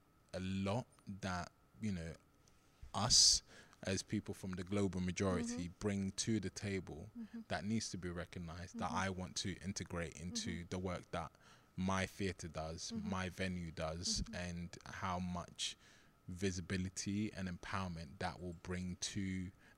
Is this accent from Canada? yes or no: no; London, United Kingdom; also born or lived in Nigeria; I grew up in Southeast London